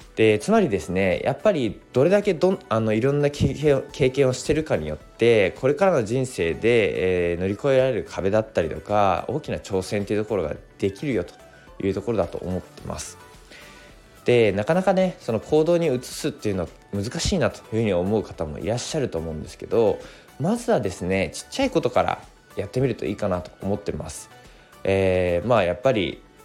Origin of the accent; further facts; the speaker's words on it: Koriyama, Fukushima, Japan; also born or lived in Odaka, Minamisoma, Fukushima; now in Minamisoma, Japan; 福島県郡山市出身